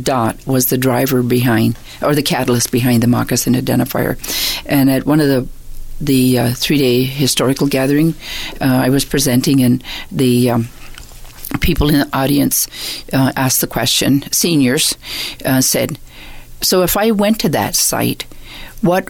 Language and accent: English; Six Nations, Ontario, Canada; I was born and raised on Six Nations.